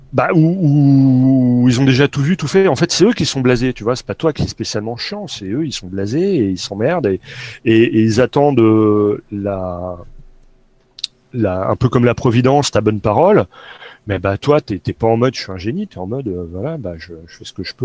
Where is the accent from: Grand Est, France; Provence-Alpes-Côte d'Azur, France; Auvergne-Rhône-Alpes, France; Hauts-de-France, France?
Grand Est, France; Nancy; moved away; je suis originaire de Nancy et que j'ai plein de potes là-bas, et dont de la famille